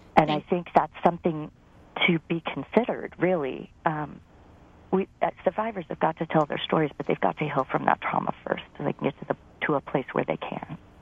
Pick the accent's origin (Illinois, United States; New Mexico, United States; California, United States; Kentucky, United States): California, United States; Napa; now in Sacramento, United States; I was raised in Napa